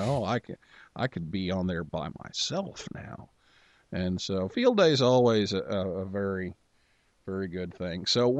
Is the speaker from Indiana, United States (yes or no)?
yes; Vincennes, Indiana, United States; I grew up in Vincennes, Indiana